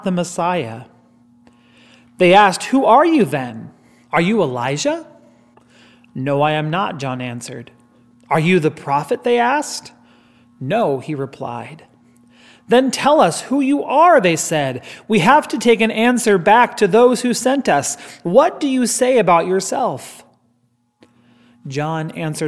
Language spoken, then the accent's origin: English; Gregory, South Dakota, United States; moved away; the Christian radio station in my hometown of Gregory, South Dakota